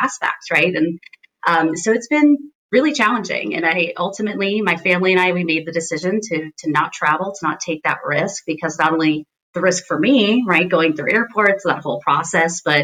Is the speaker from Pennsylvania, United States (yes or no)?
yes; Scranton, Pennsylvania, United States; moved away; My entire family is back in Scranton, Pennsylvania.